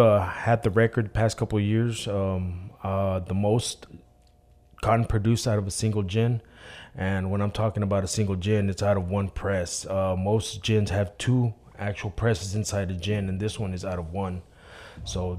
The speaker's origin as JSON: {"language": "English", "region": "Texas", "country": "United States", "moved": "yes", "lives_now": "Macon, Mississippi, United States", "said": "I'm from Texas, and I work in Macon, Mississippi"}